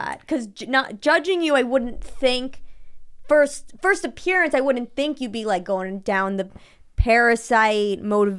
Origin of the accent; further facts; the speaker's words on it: New York City, New York, United States; No, New York.